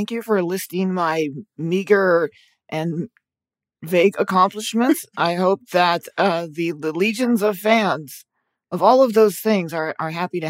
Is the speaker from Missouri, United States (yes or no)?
no; Florida, United States; moved away as an adult; now in Los Angeles, United States; No, I'm from the state of Florida, which is interesting because we have a Florida item on the news today.